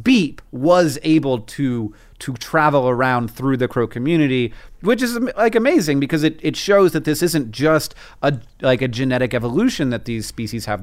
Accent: Florida, United States; where I grew up in Florida

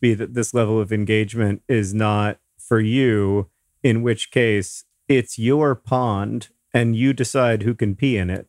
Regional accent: Indianapolis, Indiana, United States; here in Indianapolis, the, the need here, a, at least in, in my hometown

